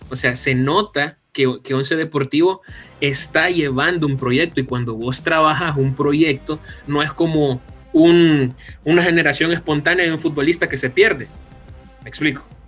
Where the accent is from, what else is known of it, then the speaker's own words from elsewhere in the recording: El Salvador; un salvadoreño